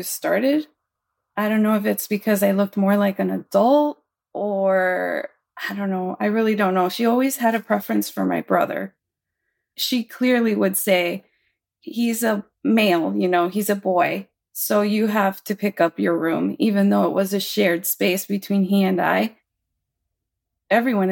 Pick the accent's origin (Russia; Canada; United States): United States; Hialeah, Florida; I grew up in Hialeah, Florida